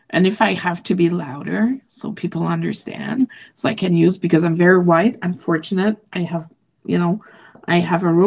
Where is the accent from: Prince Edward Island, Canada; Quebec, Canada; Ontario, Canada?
Quebec, Canada; first language French; English is a second language; now in Alberta, Canada; I was born in Quebec. My first language is French.